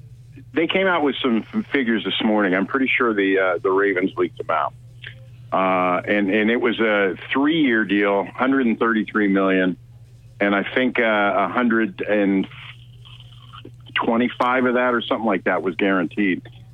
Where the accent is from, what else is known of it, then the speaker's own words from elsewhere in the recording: Virginia, United States; You know, I'm from Virginia. And I would always say that, you know, well, I'm from Virginia.